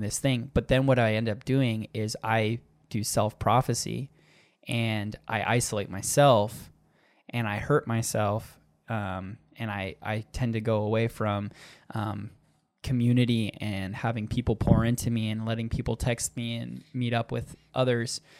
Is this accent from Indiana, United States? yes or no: no; Arizona, United States; accent: Minnesota; also born or lived in Minnesota; I'm from Minnesota in the fact that I was born there, but I'm like Arizonan